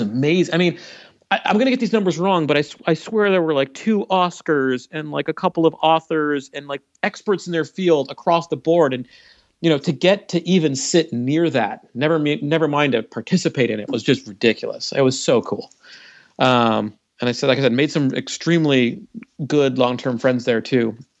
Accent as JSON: {"language": "English", "country": "Canada", "moved": "yes", "lives_now": "United States", "said": "I'm from Canada"}